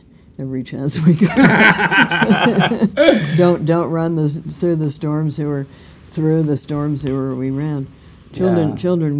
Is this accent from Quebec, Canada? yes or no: no; Ottawa, Ontario, Canada; I was born in Ottawa, but then we were up in the woods